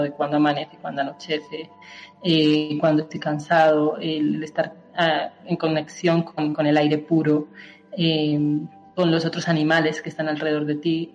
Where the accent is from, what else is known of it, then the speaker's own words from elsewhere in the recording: Colmenarejo, Community of Madrid, Spain; moved away as an adult; also born or lived in Bogotá, Colombia; now in Colombia; soy de España, yo soy de, un pueblo de Madrid, de Colmenarejo, y llevo 10 años viviendo en Colombia